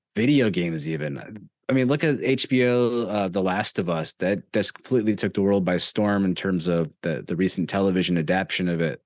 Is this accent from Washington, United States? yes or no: no; New York, United States; growing up in New York, I am a Yankees fan